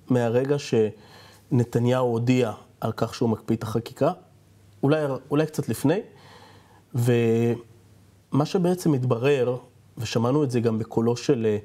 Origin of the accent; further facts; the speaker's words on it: Yehud, Central District, Israel; נולדתי ביהוד.